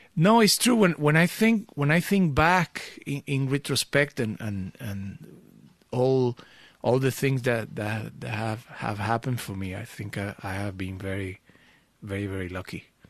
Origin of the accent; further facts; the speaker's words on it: Venezuela; also born or lived in Portugal (family origin); now in Amsterdam, Netherlands; I grew up in Venezuela